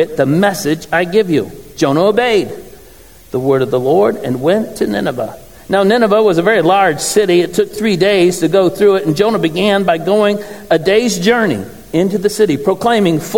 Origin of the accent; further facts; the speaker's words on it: Garden City, Michigan, United States; also born or lived in Lenexa, Kansas / Olathe, Kansas; now in Flint, United States; I'm a Garden City West Tire